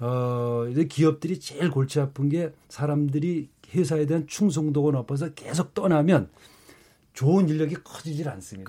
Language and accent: Korean; Gangwon, South Korea; born or raised there